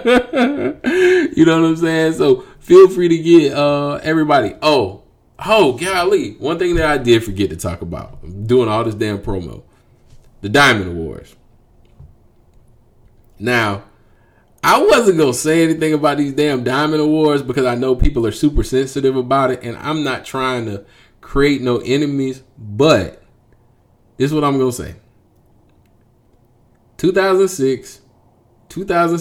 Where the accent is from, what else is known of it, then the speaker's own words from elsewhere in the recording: Jacksonville, Florida, United States; I am from Jacksonville